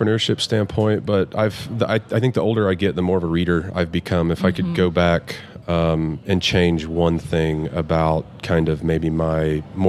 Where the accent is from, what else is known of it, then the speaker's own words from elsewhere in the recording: Midland, Texas, United States; I'm born and raised in Midland, Texas.